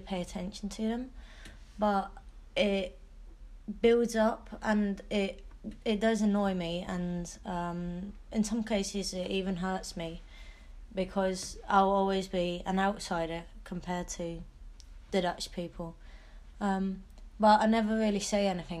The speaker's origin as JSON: {"language": "English", "country": "United Kingdom", "moved": "yes", "lives_now": "Netherlands", "said": "I'm British"}